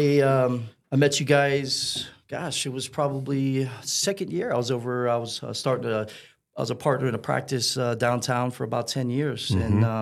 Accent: Key West, Florida, United States; also born or lived in Orlando; I was born in Key West, Florida, and grew up down there half my life. Then the other half came up to Orlando in, 89, 90.

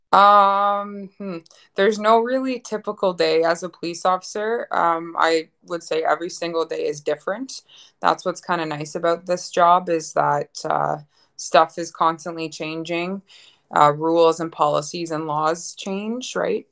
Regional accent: Ottawa, Ontario, Canada; moved away as an adult; now in Lloydminster, Canada; I'm originally from Ottawa, Ontario.

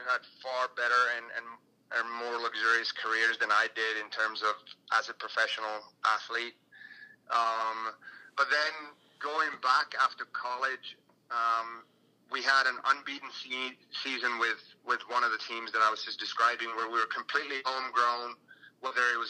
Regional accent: Finland; moved away as an adult; also born or lived in United States; I went back and I signed with clubs in my hometown

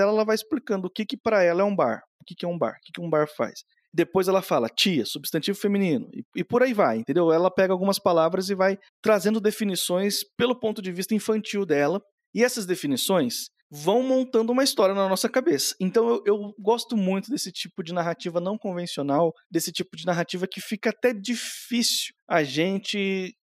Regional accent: Brazil; A gente cresceu no Brasil, a gente, a gente conhece essa galera.

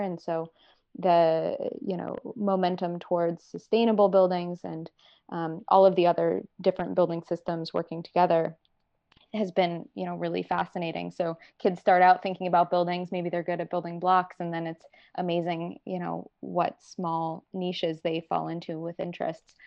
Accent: North Carolina, United States; moved away as an adult; also born or lived in Virginia; I was originally from North Carolina

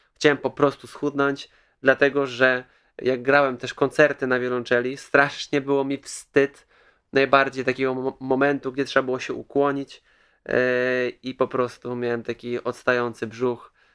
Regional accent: Kołobrzeg, West Pomeranian Voivodeship, Poland; Pochodzę z Kołobrzegu, mam dwadzieścia osiem lat

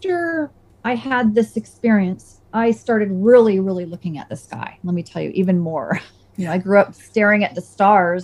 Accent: Saratoga, United States; where I grew up in Saratoga

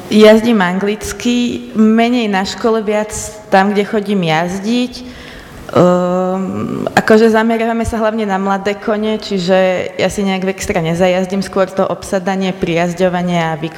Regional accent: Bánov, Nitra Region, Slovakia; pochádzam z Bánova

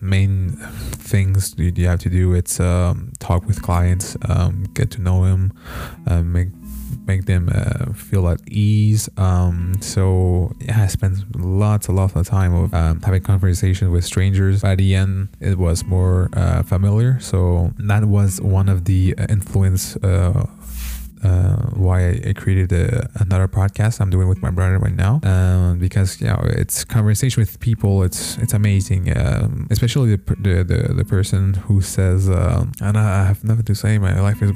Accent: Montreal, Quebec, Canada; I was born in Montreal, here in Canada, so I'm a Canadian

